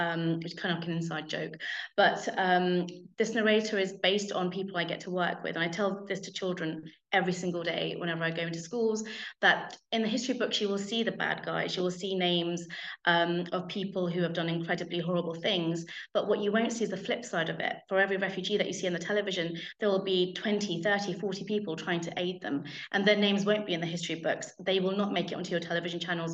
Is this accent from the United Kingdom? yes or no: yes; United Kingdom; I'm British